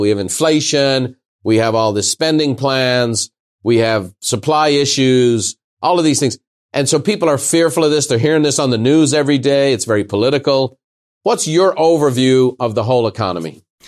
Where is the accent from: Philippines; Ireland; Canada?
Ireland; now in United States; As an Irishman